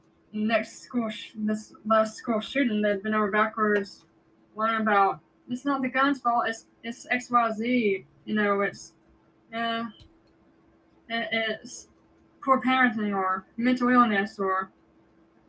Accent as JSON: {"language": "English", "region": "near the Appalachians of Georgia", "country": "United States", "tie": "born or raised there", "said": "we're not too far from there. My hometown's just about a much a good hour or so away, maybe two."}